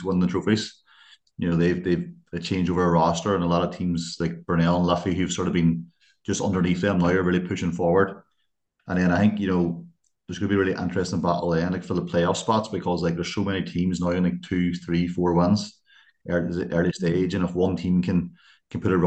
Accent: Ireland; accent: northern; now in Limerick, Ireland; my northern accent

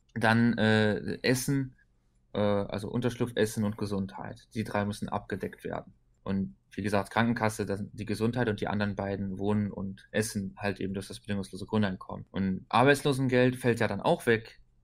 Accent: Luxembourg; bei uns in Luxemburg

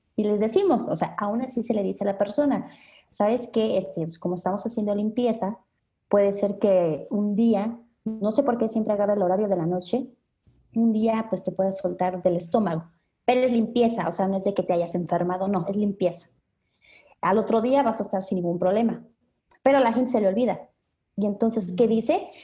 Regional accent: Mexico City, Mexico; nosotros somos de la Ciudad de México

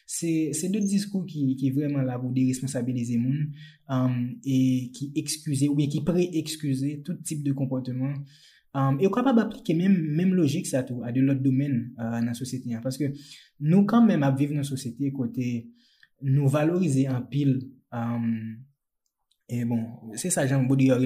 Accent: Jérémie, Grand'Anse, Haiti; moved away as an adult; mwen mèm mwen te Jeremie, uh, mwen fè Jeremie, mwen leve Jeremie jusqu'a 18 an.

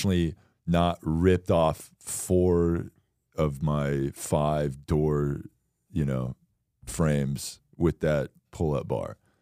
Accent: Florida, United States; I'm from Florida

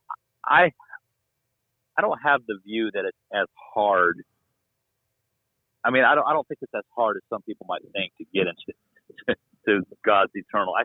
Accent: Florida, United States; I'm from Florida

